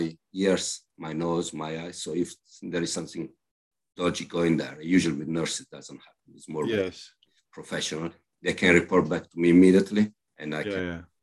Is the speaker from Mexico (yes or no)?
no; Milan, Lombardy, Italy; English is a second language; moved away as an adult; also born or lived in Hamburg, Germany / London, United Kingdom; now in Bristol, United Kingdom; I was born in Milan, I grew up in Milan